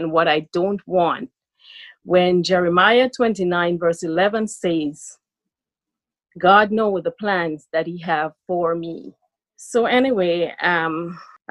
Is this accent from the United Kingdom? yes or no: no; Jamaica; also born or lived in Brooklyn, New York, United States; now in New York, United States; I'm from Jamaica. Currently residing in the United States of America, Brooklyn, New York.